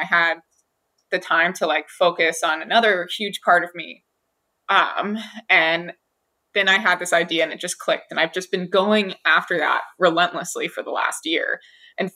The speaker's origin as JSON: {"language": "English", "region": "Hawaii", "country": "United States", "tie": "born or raised there", "said": "two of my friends that I grew up with in Hawaii"}